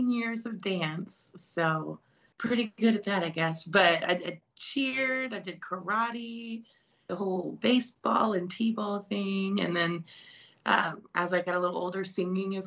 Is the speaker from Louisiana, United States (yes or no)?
no; Bartlett, Tennessee, United States; also born or lived in Memphis; I was born and raised in Memphis, Tennessee. Bartlett's like a smaller suburb area of Memphis, and that's where I was raised.